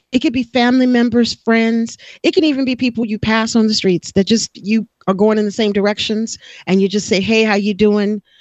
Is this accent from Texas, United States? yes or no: yes; Texas, United States; now in California, United States; And I never really did because I came from Texas and I already knew you know, it could be very hot